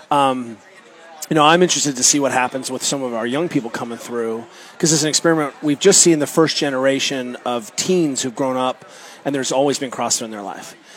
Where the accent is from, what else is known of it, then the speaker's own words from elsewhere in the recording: Germany; I grew up kayaking in Germany and then uh, went to the University of Colorado Boulder.